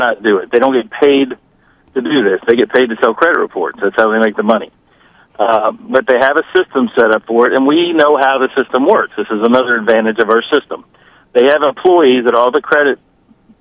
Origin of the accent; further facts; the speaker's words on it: Washington, District of Columbia, United States; I'm from the Washington, D.C. area